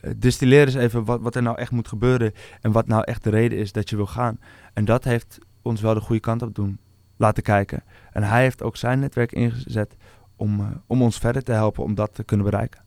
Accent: Amsterdam, North Holland, Netherlands; also born or lived in North Brabant; Geboren en getogen in Amsterdam

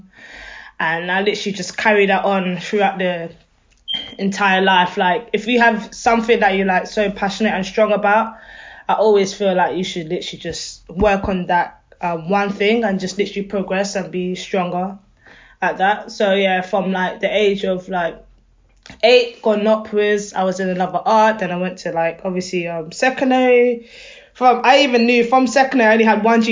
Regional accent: London, United Kingdom; I'm from Wembley, near Wembley nice. Side. From Wembley side.

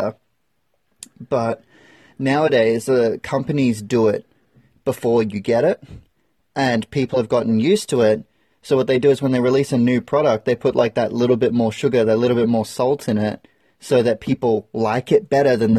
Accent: Australia; especially being an Australian

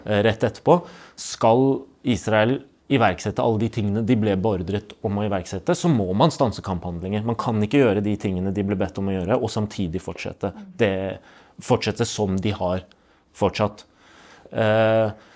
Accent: Palestine; now in Norway; som både palestiner og menneske med tro på rettferdighet

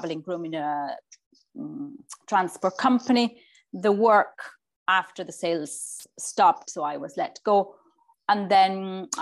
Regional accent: Barcelona, Catalonia, Spain; moved away as an adult; now in Tipperary, Ireland; I was born and bred in Barcelona

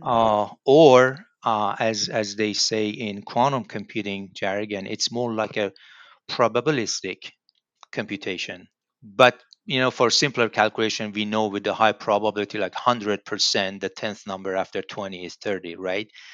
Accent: Tehran, Tehran Province, Iran; moved away as an adult; now in Lincoln, United States; I'm from Iran. Uh, my hometown, I mean, home city is Tehran

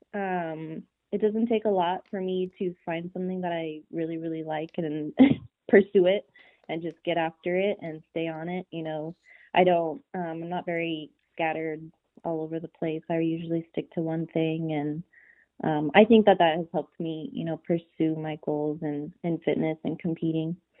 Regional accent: Pueblo, Colorado, United States; now in McAllen, United States; I am actually originally from Pueblo, Colorado.

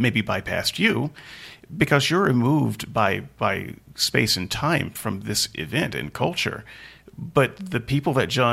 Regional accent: Deep South, United States; now in New Jersey, United States; the Deep South where I grew up

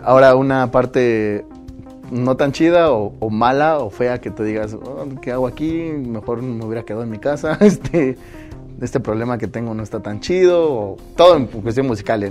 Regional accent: Oaxaca, Mexico; como paisanos, como oaxaqueños

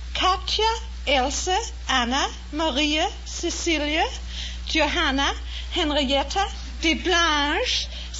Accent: Denmark; moved away; I was born in an old estate in the countryside in Denmark, not far away from where Hans Christian Andersen was born.

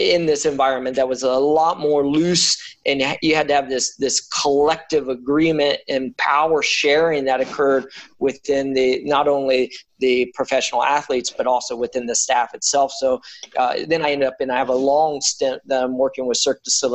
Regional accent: Daytona Beach, Florida, United States; I grew up in Daytona Beach, Florida, and I was kind of just this beach going kid

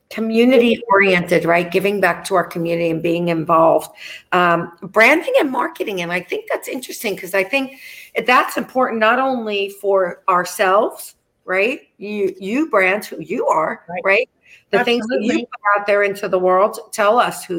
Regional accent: New York, United States; I'm a New Yorker

